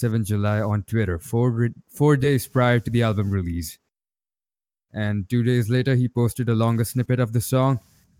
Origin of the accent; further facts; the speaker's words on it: Rajasthan, India; I'm a computer science and engineering student from Rajasthan